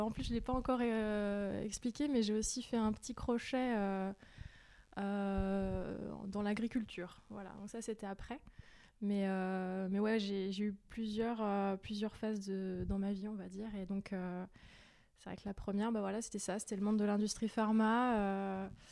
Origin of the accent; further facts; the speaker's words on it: Val-de-Marne, Paris suburbs, Île-de-France, France; moved away as an adult; also born or lived in Strasbourg / Brussels / Jura; now in Erdeven, France; Moi, je suis originaire de banlieue parisienne. j'ai grandi dans le Val-de-Marne avec mes parents jusqu'à mes 21 ans.